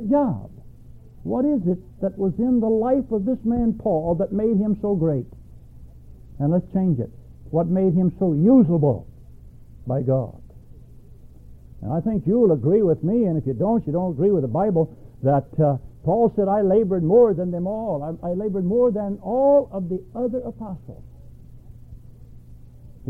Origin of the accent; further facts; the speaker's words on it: Alabama, United States; moved away as an adult; also born or lived in Milwaukee / Philippines; I was born and raised in Alabama, and I spent, 21 years old when I left Alabama